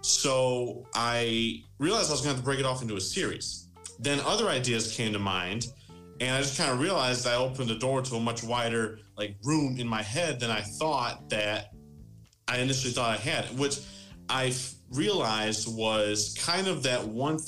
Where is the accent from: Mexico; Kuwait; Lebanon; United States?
United States; about 20 miles west of Detroit, Michigan; I'm from Michigan, born and raised, just about 20 miles west of Detroit